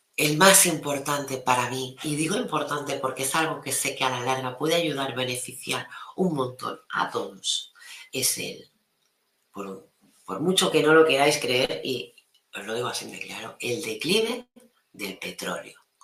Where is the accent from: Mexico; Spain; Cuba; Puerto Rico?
Spain; Maresme, Catalonia; mi pueblo